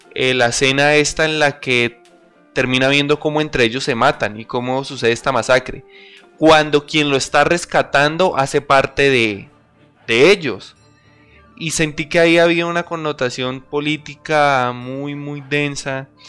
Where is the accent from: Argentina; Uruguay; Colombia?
Colombia; Los tres somos, los tres que estamos hablando el día de hoy, somos colombianos